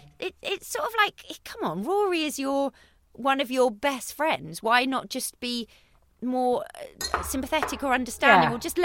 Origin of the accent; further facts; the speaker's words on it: a little village near Winchester, South East England, United Kingdom; I'm from a little village near Winchester, I am actually from Jane Austen, like, county